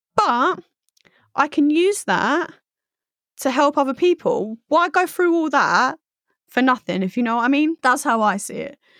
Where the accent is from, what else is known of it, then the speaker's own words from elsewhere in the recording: Essex, East of England, United Kingdom; I grew up in Essex